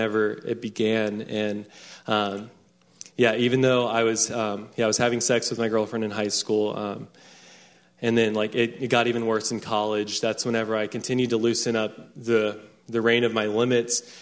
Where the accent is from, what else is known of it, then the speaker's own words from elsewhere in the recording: Round Rock, Texas, United States; I grew up in Round Rock, Texas